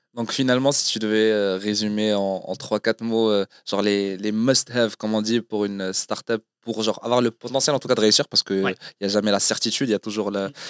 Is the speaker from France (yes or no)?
no; Morocco; on est marocain